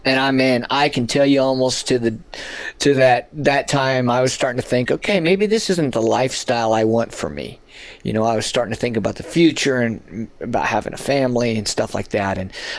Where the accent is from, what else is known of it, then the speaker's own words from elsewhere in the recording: Las Cruces, New Mexico, United States; Las Cruces.